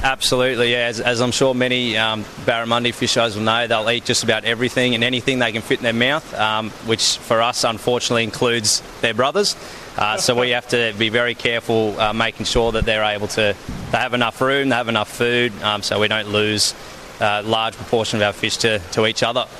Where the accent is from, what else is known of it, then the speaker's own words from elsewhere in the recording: Melbourne, Victoria, Australia; moved away as an adult; also born or lived in Townsville, Queensland; now in Northern Territory, Australia; I actually was born and raised in Melbourne